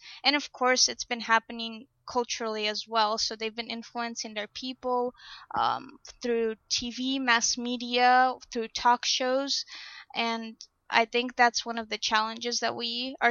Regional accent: Uzbekistan; moved away; also born or lived in South Dakota / Illinois; I'm originally from Uzbekistan

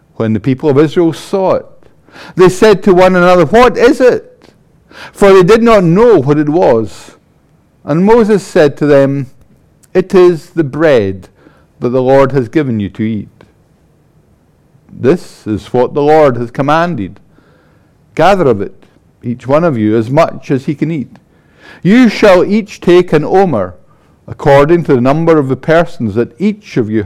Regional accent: Paisley, Scotland, United Kingdom; I'm from Paisley

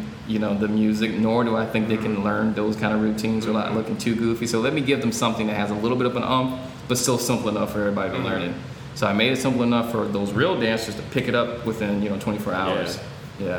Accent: Louisiana, United States; I'm from Louisiana

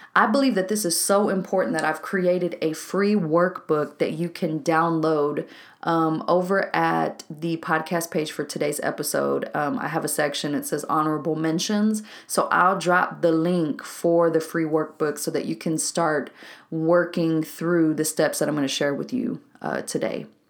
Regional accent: Waco, Texas, United States; a co-working spot here in my hometown of Waco, Texas

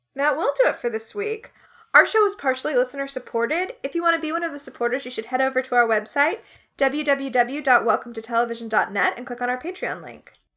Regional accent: United States; as an American

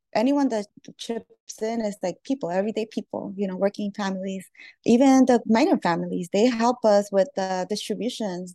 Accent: New York City, New York, United States; born or raised there; also born or lived in Lima, Peru

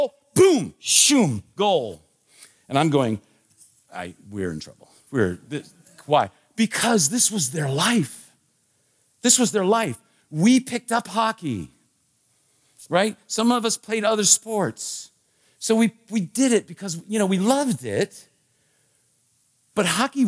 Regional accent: Washington, District of Columbia, United States; I was a kid, growing up in the Washington, D.C. area

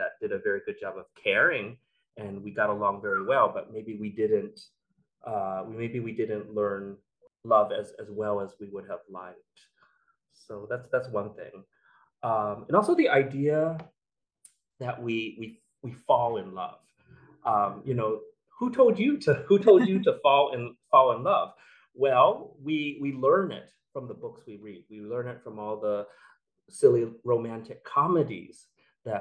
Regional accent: United States; I grew up in the United States

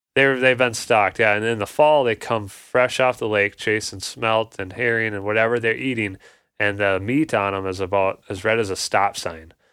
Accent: Ham Lake, Minnesota, United States; I grew up in Ham Lake as well, Blaine area, um, north suburbs

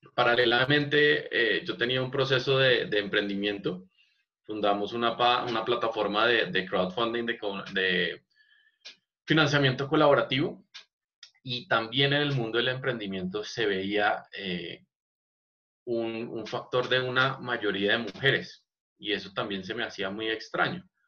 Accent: Bogotá, Colombia; siendo un, un bogotano

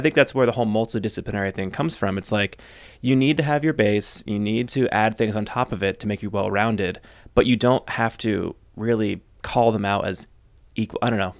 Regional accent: United States; I'm American, we worked in Germany

